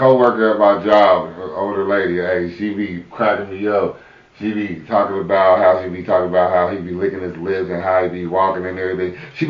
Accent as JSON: {"language": "English", "town": "Kansas City", "country": "United States", "tie": "born or raised there", "said": "Especially when Kansas City get it, I gotta get a hat because it's gonna be my hometown"}